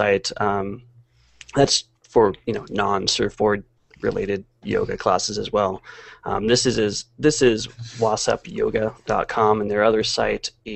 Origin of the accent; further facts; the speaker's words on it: San Francisco Bay Area, California, United States; moved away; I'm from the Bay Area